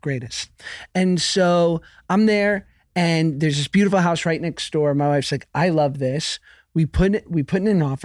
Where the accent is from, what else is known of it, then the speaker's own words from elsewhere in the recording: New York, United States; now in Los Angeles, United States; I'm from New York, but I live in L A now.